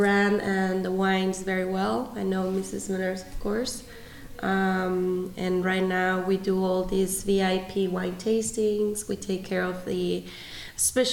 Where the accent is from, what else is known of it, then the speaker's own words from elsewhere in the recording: Los Cabos, Baja California Sur, Mexico; I'm from Los Cabos